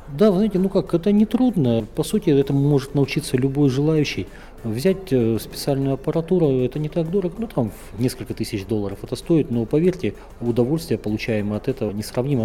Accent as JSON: {"language": "Russian", "region": "Northern Kazakhstan", "country": "Kazakhstan", "tie": "born or raised there", "lives_now": "Astana, Kazakhstan", "said": "я, как вот уроженец севера"}